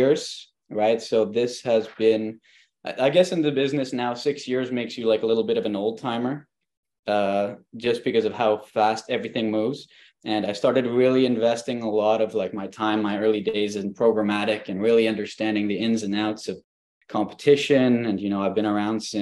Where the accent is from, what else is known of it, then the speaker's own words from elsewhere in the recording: Montreal, Quebec, Canada; also born or lived in Valencia, Spain; I am from Montreal